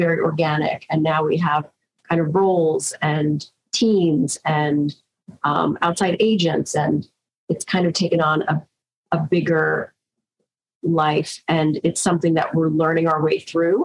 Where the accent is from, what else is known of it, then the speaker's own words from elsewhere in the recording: New York, United States; we're from New York